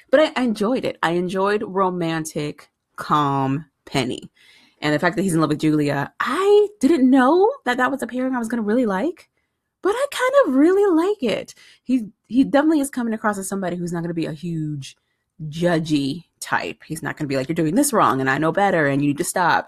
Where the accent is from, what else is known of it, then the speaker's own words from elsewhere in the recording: San Diego, California, United States; moved away; I grew up in San Diego, California.